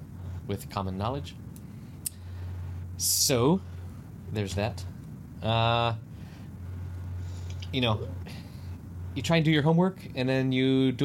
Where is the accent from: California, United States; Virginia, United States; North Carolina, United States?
North Carolina, United States; I'm from North Carolina.